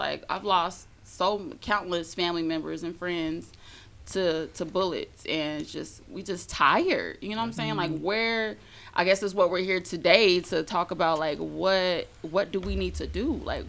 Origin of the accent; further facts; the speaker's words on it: San Bernardino, California, United States; I'm from the West Coast. I'm from San Bernardino.